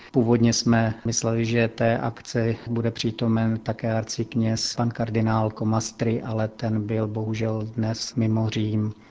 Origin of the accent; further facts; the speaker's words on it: Strání, Zlín Region, Czechia; now in Vatican City; v mé rodné obci Strání Květná